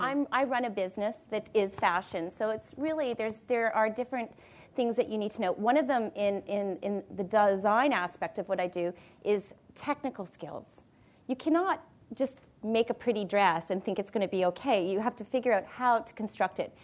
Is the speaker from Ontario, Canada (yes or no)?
yes; Niagara Falls, Ontario, Canada; moved away; I came from Niagara Falls